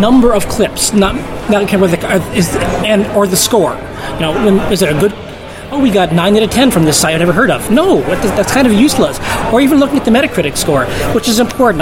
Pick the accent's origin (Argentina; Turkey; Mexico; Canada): Canada; moved away as an adult; also born or lived in United States; I am from Canada. I lived in the U.S. for 10 years, and that's where I did most of my games journalism. But I'm born in Canada, and I live there again